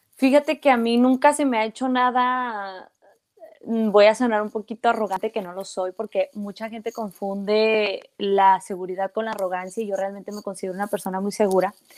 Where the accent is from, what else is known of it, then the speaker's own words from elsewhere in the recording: Mexico; soy una mujer mexicana que creció en México, que habla mexicano, su familia es mexicana